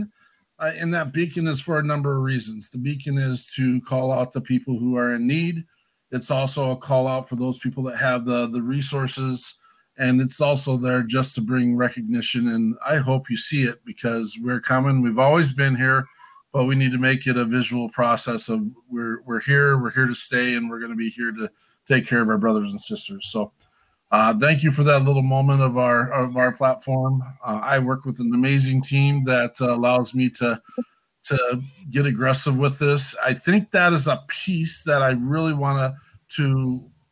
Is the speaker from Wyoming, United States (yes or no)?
yes; Wyoming, United States; I'm a gringo from Wyoming